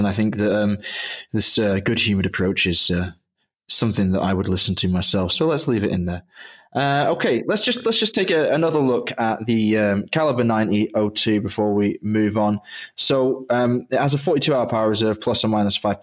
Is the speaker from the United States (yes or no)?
no; England, United Kingdom; I grew up in England